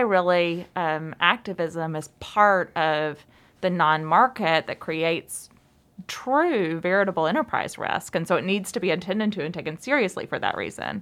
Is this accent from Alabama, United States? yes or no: yes; Alabama, United States; moved away; I'm from Alabama